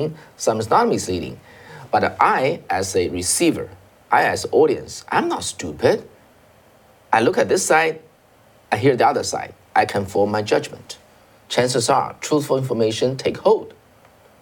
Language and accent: English; China; moved away as an adult; now in United States; we came from China